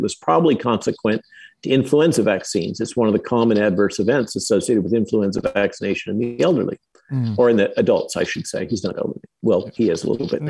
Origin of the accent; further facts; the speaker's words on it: California, United States; moved away as an adult; also born or lived in Santa Barbara / Chicago; now in Virginia, United States; I grew up in California.